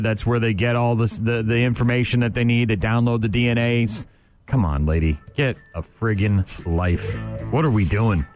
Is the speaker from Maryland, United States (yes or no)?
no; New Hampshire, United States; now in Wisconsin, United States; I'm not from here originally. I grew up in New Hampshire